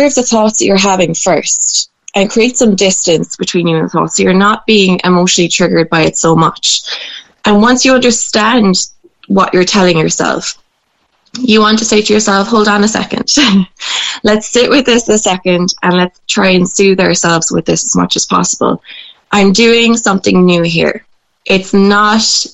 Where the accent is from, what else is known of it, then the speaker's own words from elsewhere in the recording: Ireland; growing up in Irish culture